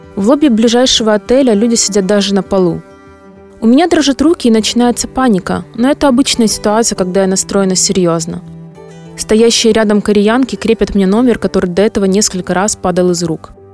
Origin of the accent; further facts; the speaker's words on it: Ukraine; я из Украины приехала просто прибежать марафон.